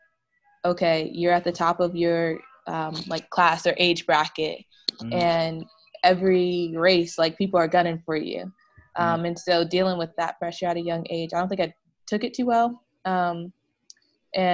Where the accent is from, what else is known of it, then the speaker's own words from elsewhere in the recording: East Orange, New Jersey, United States; also born or lived in Virginia; I'm from East Orange, New Jersey. Like, growing up in New Jersey, the only time I've left is to go to school, went to Virginia